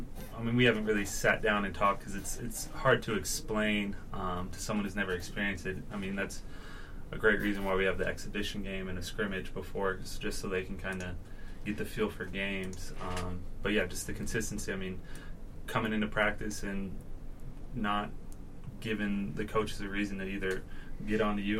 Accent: Houston, Texas, United States; now in Logan, United States

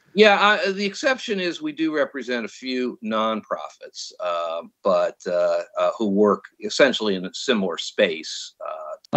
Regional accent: New York, United States; moved away as an adult; also born or lived in San Francisco, California; now in California, United States; I'm from New York

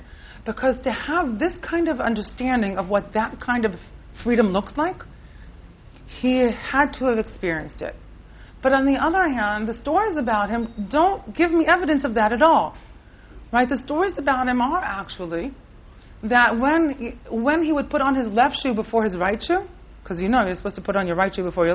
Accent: Rehovot, Central District, Israel; now in Jerusalem, Israel; I grew up right in Rehovot and then in Yerushalayim my whole adult life

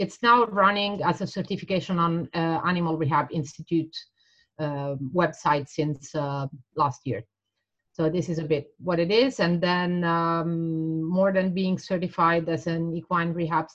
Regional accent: Italy; I grew up and worked in Italy.

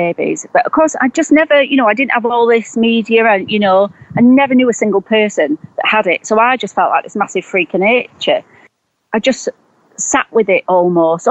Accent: Preston, North West England, United Kingdom; moved away as an adult; also born or lived in Herefordshire; I'm from Preston in Lancashire, but I was living in Herefordshire

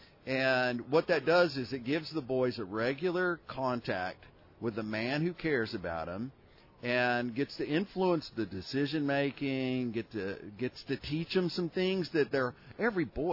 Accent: Houston, Texas, United States; now in Austin, United States; I'm a native Texan and proud to be. Born and raised in Houston, Texas.

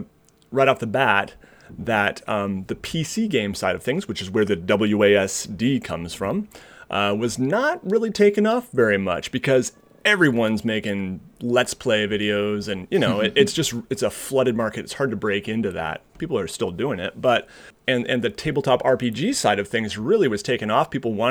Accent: Seattle, Washington, United States; now in Michigan, United States; I grew up in Seattle, Washington, and went to college here in Michigan, where I am now.

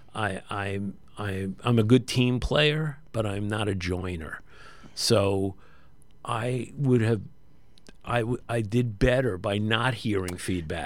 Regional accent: New York City, New York, United States; I'm actually from an area of Brooklyn that borders Coney Island, Brighton Beach, Cheapside Bay, and Graves End

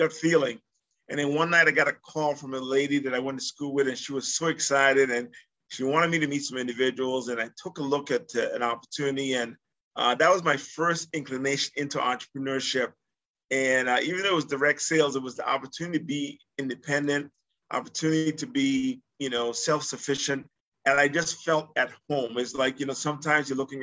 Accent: U.S. Virgin Islands; moved away as an adult; also born or lived in Massachusetts; I was born in the Virgin Islands, St. Thomas, Virgin Islands.

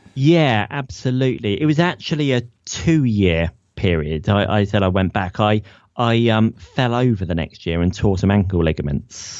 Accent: Ipswich, East of England, United Kingdom; also born or lived in Leicester; I'm from Ipswich

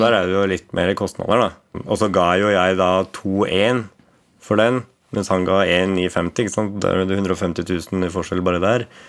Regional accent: Valdres, Innlandet, Norway; moved away as an adult; now in Asker, Norway; født og oppvokst i Valdres

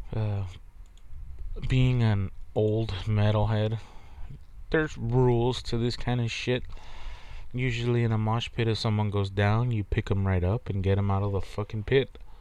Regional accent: Texas, United States; I'm from Texas. We're from Texas

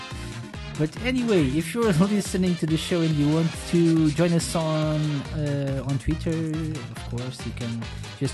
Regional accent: Portugal; I'm from Portugal

